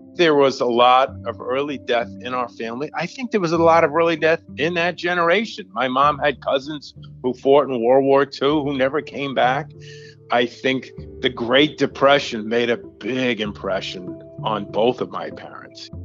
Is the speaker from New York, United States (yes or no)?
yes; Long Island, New York, United States; I grew up in Long Island, in suburbia